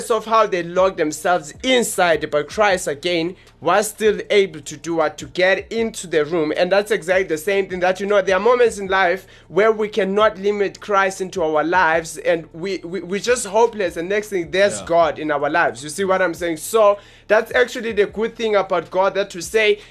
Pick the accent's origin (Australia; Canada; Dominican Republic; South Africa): South Africa; Johannesburg, Gauteng; from South Hills, Johannesburg. That's where we're from. We are the guys from Johannesburg, South Africa.